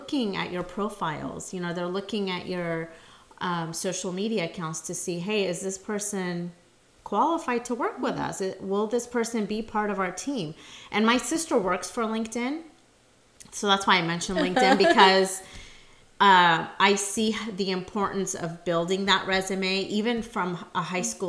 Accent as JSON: {"language": "English", "town": "San Jose", "region": "California", "country": "United States", "tie": "born or raised there", "also_born_or_lived": "Modesto", "said": "I was born in San Jose"}